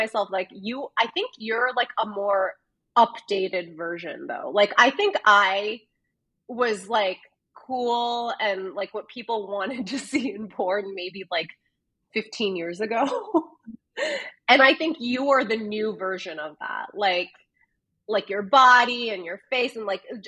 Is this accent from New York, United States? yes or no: yes; New York, United States; now in Los Angeles, United States; you living in New York and me being from New York